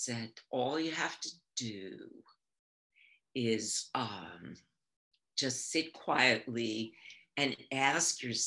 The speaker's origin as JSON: {"language": "English", "region": "New York", "country": "United States", "tie": "born or raised there", "also_born_or_lived": "Nyack, New York / Maine", "said": "I was born in New York and I grew up here"}